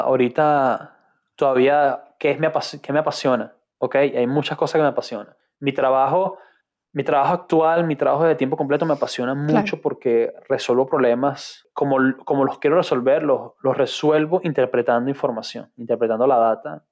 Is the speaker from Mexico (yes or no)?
no; Caracas, Capital District, Venezuela; moved away as an adult; also born or lived in United Arab Emirates / Ireland; now in London, United Kingdom; la ciudad de Caracas soy bien, bien caraqueño